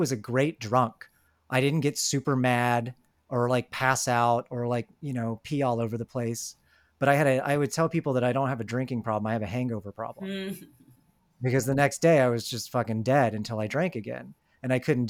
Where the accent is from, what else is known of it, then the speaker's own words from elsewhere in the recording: Atlanta, Georgia, United States; I'm from Atlanta